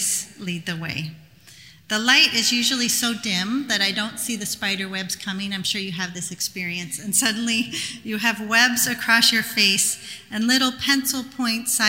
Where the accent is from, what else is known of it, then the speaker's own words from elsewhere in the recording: Canada; I'm Canadian.